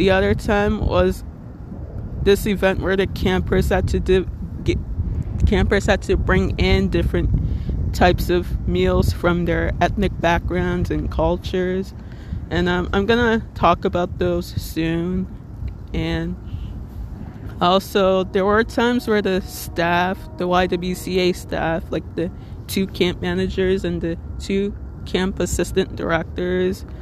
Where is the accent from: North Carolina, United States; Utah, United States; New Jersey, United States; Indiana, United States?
New Jersey, United States; Little Ferry